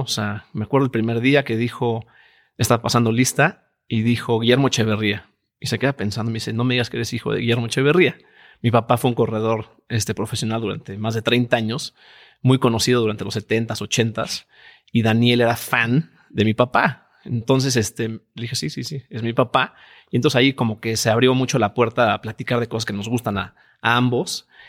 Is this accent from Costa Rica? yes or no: no; Mexico; mexicanos somos todos en la empresa